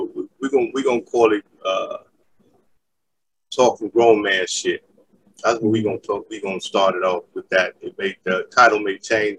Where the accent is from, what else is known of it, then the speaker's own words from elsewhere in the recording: New York City, New York, United States; We grew up together in Queensbridge